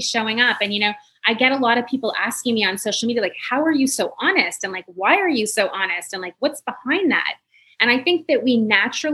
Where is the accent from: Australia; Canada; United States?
Canada; Montreal, Quebec; I'm from Montreal